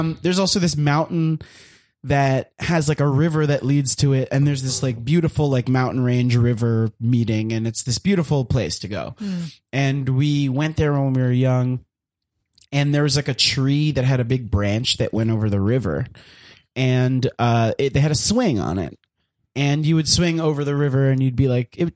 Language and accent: English; Miami, Florida, United States; I grew up in Miami